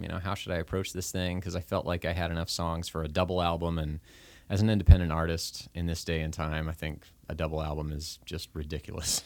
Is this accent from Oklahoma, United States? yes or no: yes; Oklahoma, United States; moved away; I wasn't from the area up here. I was from Oklahoma, and so I really felt like I was starting at zero when I moved up here